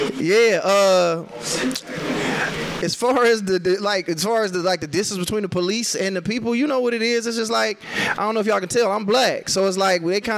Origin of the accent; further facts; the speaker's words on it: Detroit, Michigan, United States; moved away; I'm from Detroit.